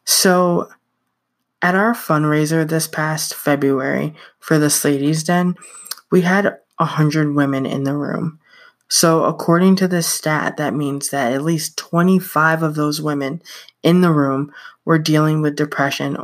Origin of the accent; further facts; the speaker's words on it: upstate New York, United States; I went to a memorial service for someone in my hometown. I'm from a small town in upstate New York where everyone knows and or is related to everyone.